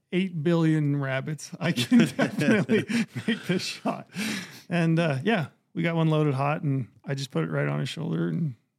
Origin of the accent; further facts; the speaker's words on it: Piute County, Utah, United States; I'm from Paiute County.